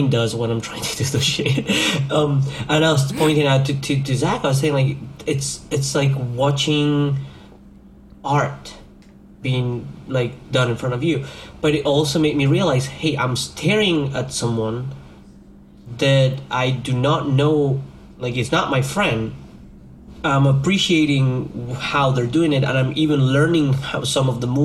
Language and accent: English; Argentina; moved away; a local soccer team from up in nowhere in Argentina, where it's my hometown.